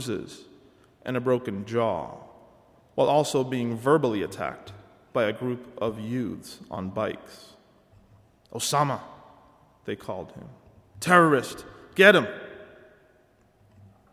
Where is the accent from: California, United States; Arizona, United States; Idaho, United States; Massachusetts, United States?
Massachusetts, United States; Cambridge; my hometown of Cambridge, Massachusetts